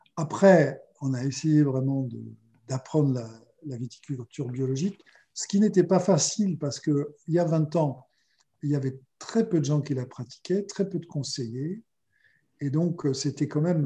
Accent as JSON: {"language": "French", "region": "Auvergne-Rhône-Alpes", "country": "France", "said": "je suis auvergnat"}